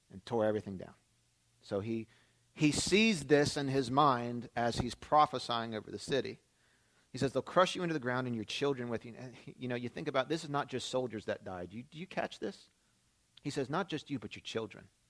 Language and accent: English; Philadelphia, Pennsylvania, United States; moved away; was born and raised in the Philadelphia area